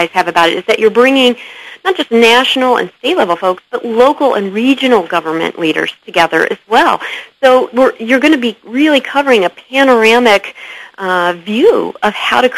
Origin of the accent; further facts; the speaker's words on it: Illinois, United States; moved away; I'm from Illinois.